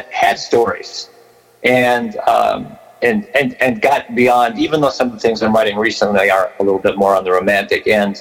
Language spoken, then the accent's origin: English; Riverside, California, United States; born or raised there; also born or lived in Berkeley, California / Napa, California